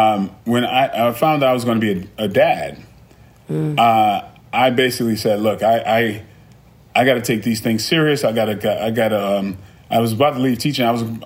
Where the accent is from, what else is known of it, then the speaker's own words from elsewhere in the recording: Brooklyn, New York, United States; I mean, I grew up in a tough environment. I was originally from Brooklyn.